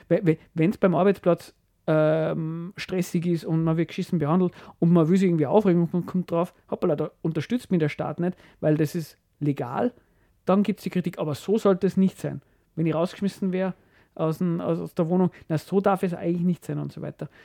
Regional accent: Austria; bei uns in Österreich

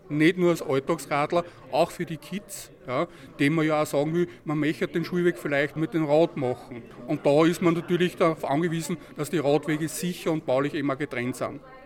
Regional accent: Linz, Upper Austria, Austria; Ich komme ja aus dem Linzer Süden

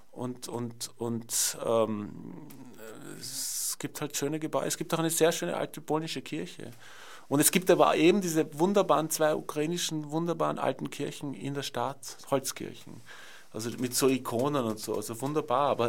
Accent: Vienna, Austria; Ich bin aufgewachsen in Wien und es gab den Eisernen Vorhang.

